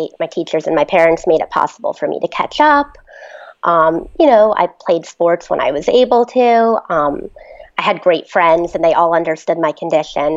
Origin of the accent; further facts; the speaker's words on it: Mendham, New Jersey, United States; I'm from Mendham, New Jersey.